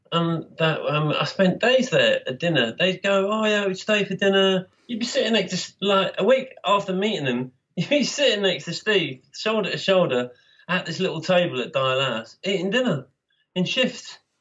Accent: Birmingham, West Midlands, United Kingdom; moved away; also born or lived in London; I came from Birmingham, where heavy metal was in big time before I left uh, in 76

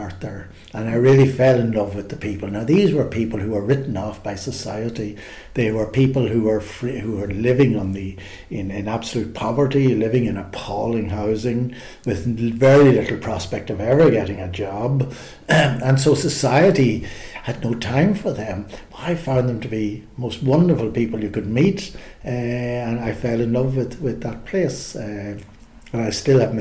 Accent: Newry, Northern Ireland, United Kingdom; I grew up in Newry, County Down

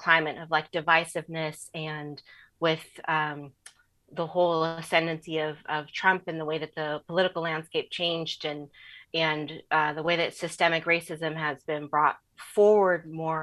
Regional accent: Southern California, United States; growing up in Southern California

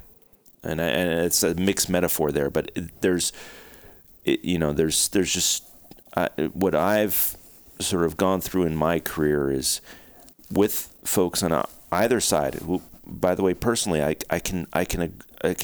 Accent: Oregon, United States; my home state of Oregon

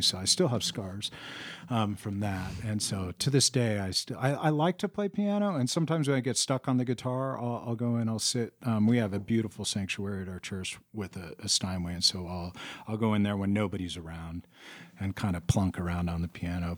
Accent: San Francisco, California, United States; now in Prescott, United States; I grew up in San Francisco

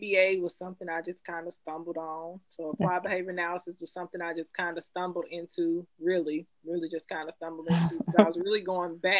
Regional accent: Memphis, Tennessee, United States; now in Jacksonville, United States; I was born and raised in Memphis, Tennessee. I now live in Jacksonville, Florida

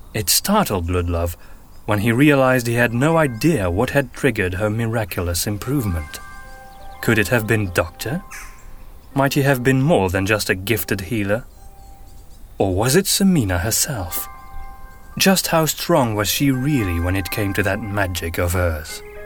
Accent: Antwerp, Flanders, Belgium; first language Flemish; English is a second language; I am from Belgium. More specifically, Antwerp in the northern

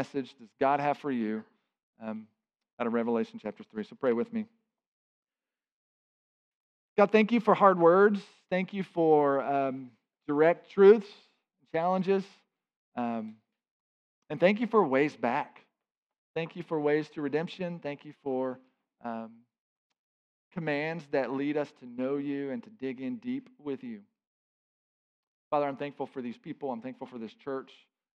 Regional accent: United States; for us as American believers in our context

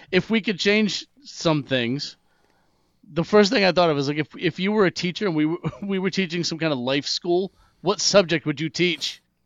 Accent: Massachusetts, United States; moved away as an adult; also born or lived in South Carolina; I was from Massachusetts

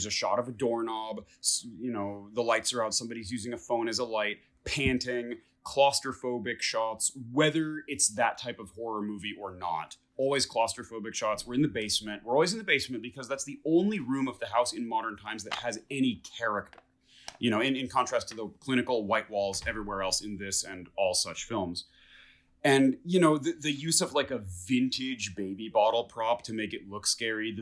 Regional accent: Detroit, Michigan, United States; moved away; don't talk shit about my hometown

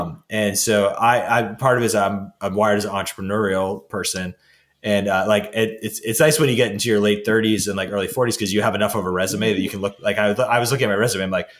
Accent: New England, United States; someone who's born and raised in New England

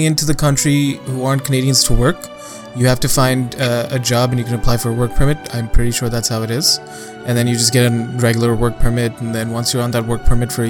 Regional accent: Dubai, United Arab Emirates; moved away; growing up in Dubai

